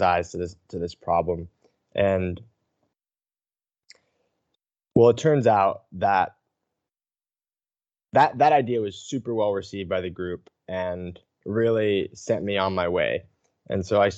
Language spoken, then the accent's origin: English; Ithaca, New York, United States; I'm from Ithaca, New York, in the Finger Lakes region of upstate New York. And I grew up in a small town just outside of Ithaca